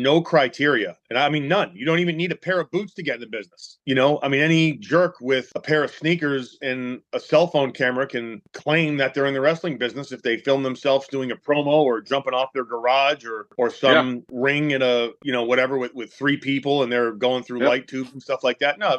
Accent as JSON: {"language": "English", "town": "North Oxford", "region": "Massachusetts", "country": "United States", "tie": "born or raised there", "said": "I grew up in North Oxford, which is a very small town south of Worcester"}